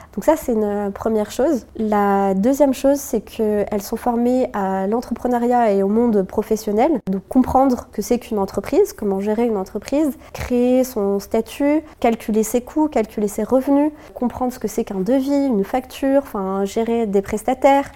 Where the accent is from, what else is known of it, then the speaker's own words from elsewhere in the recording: Lorraine, Grand Est, France; also born or lived in Morocco (ancestry); now in Paris, France; moi je suis de Lorraine à la base